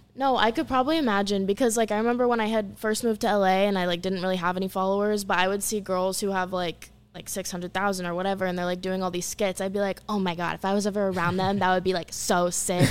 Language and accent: English; Orlando, Florida, United States; moved away as an adult; also born or lived in Los Angeles; I grew up in Orlando, Florida